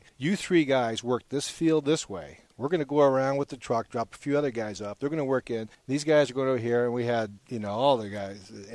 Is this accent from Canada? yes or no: yes; Canada; now in Boise, United States; we're from Canada